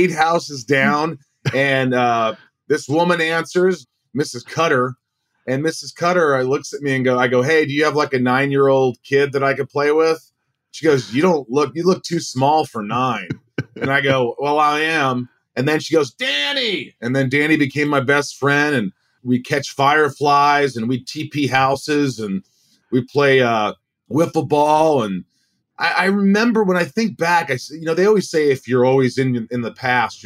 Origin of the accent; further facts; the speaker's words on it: Newburgh, Indiana, United States; also born or lived in New York; we just landed in Newburgh, Indiana, and thus began my life growing up in the Midwest